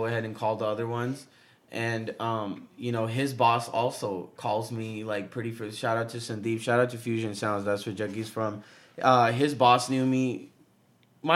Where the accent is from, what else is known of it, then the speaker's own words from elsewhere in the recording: Southern California, United States; We're both from SoCal